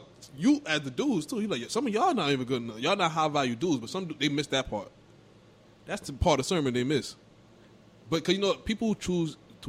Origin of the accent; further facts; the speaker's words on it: New York, United States; I grew up in New York.